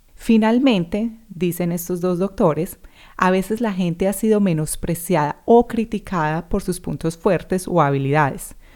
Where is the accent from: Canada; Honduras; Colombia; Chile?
Colombia; Medellín, Antioquia; first language Spanish; moved away as an adult; also born or lived in New Zealand; now in Australia; haya estado conmigo en EAFIT o en el colegio, en clase conmigo